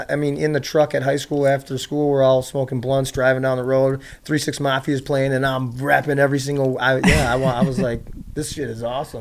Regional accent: Chicago, Illinois, United States; I was born in uh, on the south side of Chicago, and I grew up um, in a trailer.

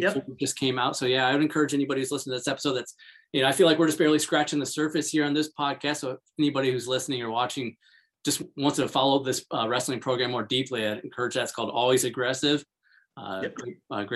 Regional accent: Hobart, Indiana, United States; I'm from Hobart, Indiana, which had historically had a very good wrestling program

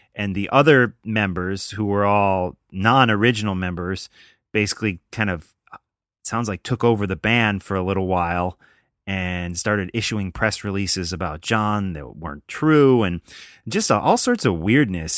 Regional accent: United States; I'm an American.

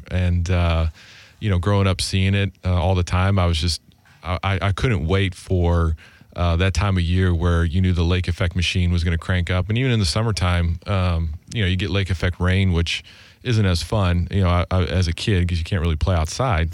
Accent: Grand Island, New York, United States; moved away as an adult; also born or lived in Nashville, Tennessee; I grew up in Grand Island, New York

